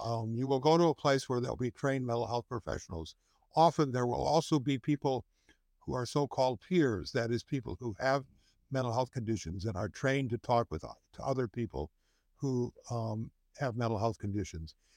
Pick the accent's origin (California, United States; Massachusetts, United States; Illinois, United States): Illinois, United States; Chicago; also born or lived in Wisconsin; I was born in Wisconsin, but I moved here when I was eleven, which was a long time ago. So, I've lived almost my entire life in Illinois and really almost my entire life in the city of Chicago